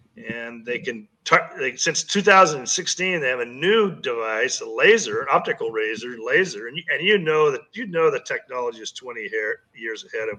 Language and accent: English; Kansas, United States; when I grew up in Kansas, it was tornado country